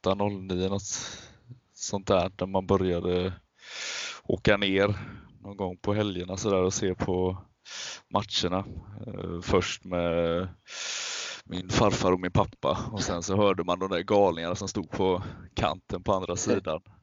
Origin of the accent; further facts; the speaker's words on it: Alingsås, Västra Götaland, Sweden; jag är född och uppvuxen i eh, Alingsås